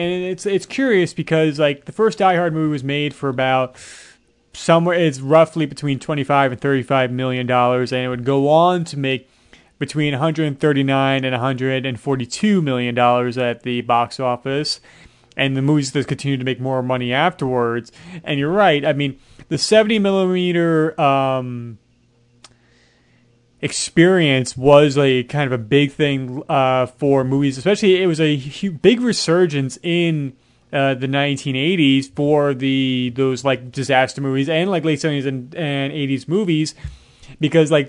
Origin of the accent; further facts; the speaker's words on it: New York, United States; born and raised in New York